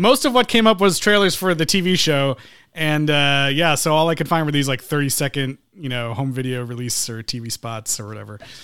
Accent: Midwest, United States; I'm from the Midwest, so we were out in the cold

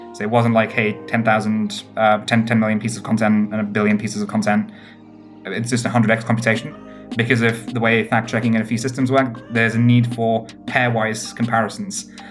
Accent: United Kingdom; also born or lived in Cambridge; my hometown in the UK happens to be a place called Stone, the highest Brexit voting place in all of the UK

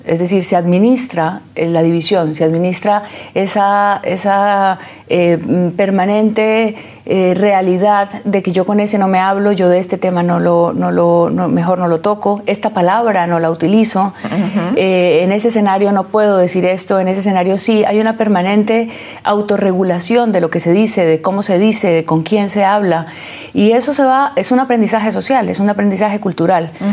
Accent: Colombia; como colombianos y como latinoamericanos

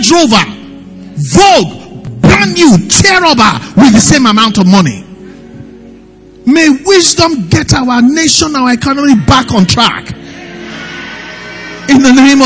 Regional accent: Nigeria; life as a Nigerian

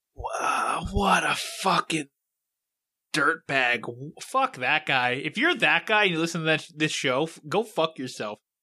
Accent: Pittsburgh, Pennsylvania, United States; moved away; I'm from Pittsburgh

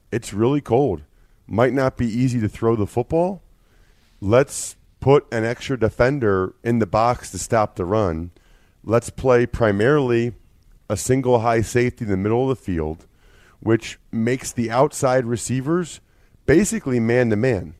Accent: Reading, Pennsylvania, United States; I'm from Reading

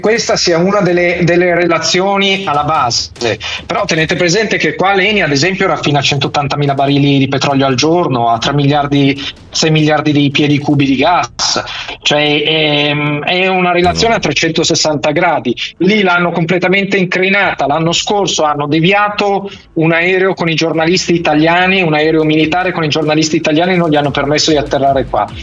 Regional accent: Milan, Lombardy, Italy; essendo milanese

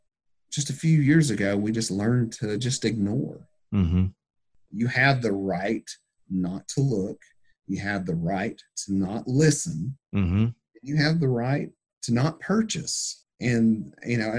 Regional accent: United States; I'm a good old American mutt

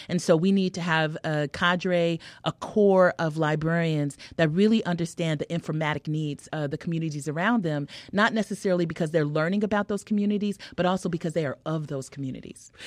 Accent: California, United States; also born or lived in Harlem, New York; now in Chicago, United States; I'm a Californian

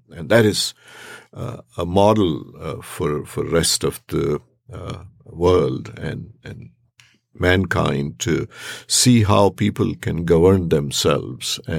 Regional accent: Charlottesville, Virginia, United States; I come from Charlottesville, Virginia.

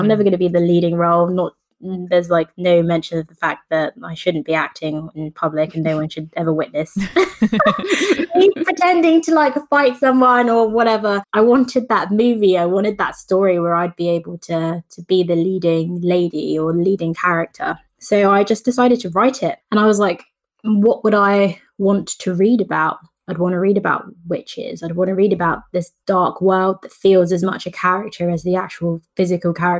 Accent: England, United Kingdom; I've grown up in England, so there's a healthy amount of skepticism towards most things, but I'm also Jamaican.

